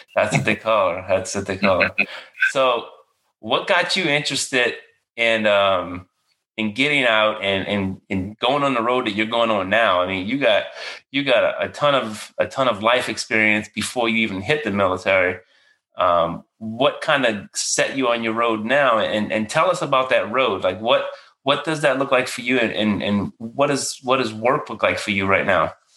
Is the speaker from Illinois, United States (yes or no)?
no; Marrero, Louisiana, United States; moved away as an adult; I grew up in a little area called Marrero, which is like 15 minutes outside downtown.